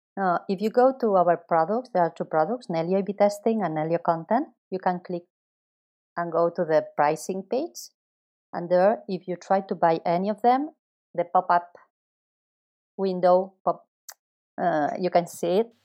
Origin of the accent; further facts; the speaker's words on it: Barcelona, Catalonia, Spain; also born or lived in Chicago; I am from Barcelona